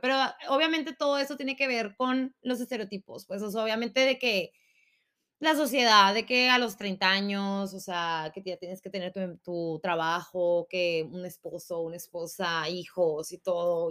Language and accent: Spanish; Sonora, Mexico; soy sonorense y nosotros gritamos